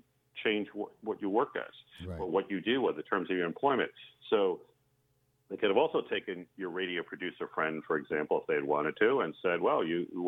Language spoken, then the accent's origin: English; Long Island, New York, United States; now in Half Moon Bay, United States; I grew up on Long Island